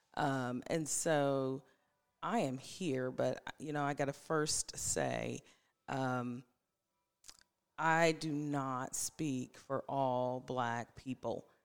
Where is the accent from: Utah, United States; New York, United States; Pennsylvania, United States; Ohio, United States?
Ohio, United States; now in Franklin, United States; I'm originally from Ohio, but I have officially been in Tennessee longer than I was in Ohio